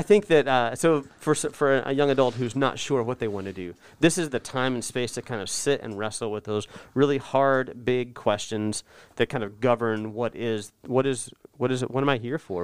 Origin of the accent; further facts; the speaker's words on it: North Texas, United States; also born or lived in Oklahoma; I grew up in North Texas